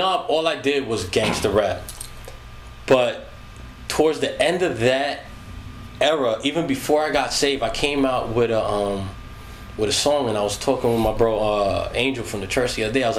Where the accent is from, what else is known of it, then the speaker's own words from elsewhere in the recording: Long Island, New York, United States; I was from Long Island